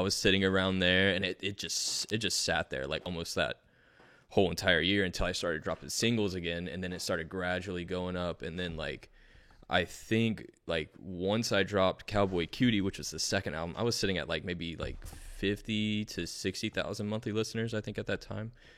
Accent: Fort Lauderdale, Florida, United States; also born or lived in Asheville, North Carolina; now in North Carolina, United States; I was born in Fort Lauderdale, I was mostly in Fort Lauderdale my whole life, pretty much

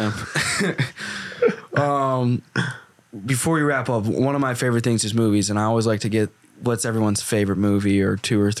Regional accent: Arkansas, United States; moved away; I grew up in Arkansas

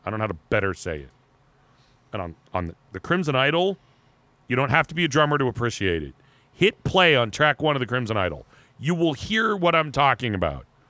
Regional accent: Erie, Pennsylvania, United States; moved away; I grew up, I grew up in Erie

